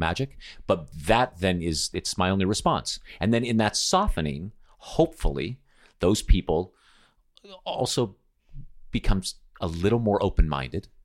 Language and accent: English; United States; moved away as an adult; being born American.